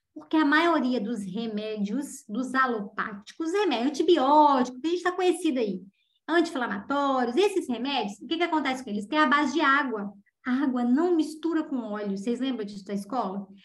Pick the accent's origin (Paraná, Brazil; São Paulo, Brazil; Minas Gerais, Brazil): Minas Gerais, Brazil; Juiz de Fora; É uma cidade de médio porte, onde eu nasci, Juiz de Fora. Hoje tem mais habitantes, mas quando eu era jovem, Juiz de Fora tinha uma média de 400 mil habitantes